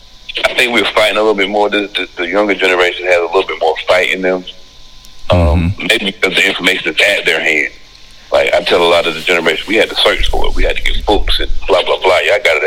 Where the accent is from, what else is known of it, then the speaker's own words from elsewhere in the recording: Dillon, South Carolina, United States; moved away; also born or lived in Washington, D.C.; I'm from Dillon, South Carolina, little town. A little town most people wouldn't expect.